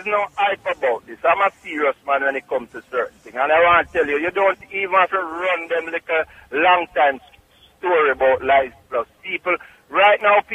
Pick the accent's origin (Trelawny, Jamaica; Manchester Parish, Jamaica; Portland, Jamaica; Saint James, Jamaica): Trelawny, Jamaica; Clark's Town; now in Bronx, New York, United States; Clarkstown, Jamaica, Trelawney